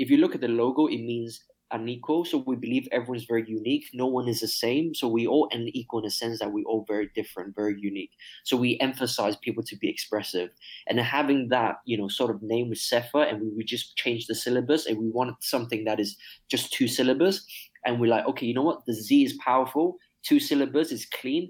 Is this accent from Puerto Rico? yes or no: no; Hong Kong; moved away as an adult; born and raised in Hong Kong